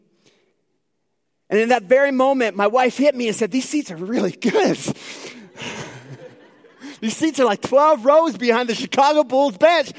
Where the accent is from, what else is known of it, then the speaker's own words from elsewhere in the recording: Newfoundland and Labrador, Canada; now in Edmonton, Canada; I am originally from Newfoundland, so if there's like a few words you need to like sort of wonder what I'm saying, well, it's my accent probably coming out a little bit.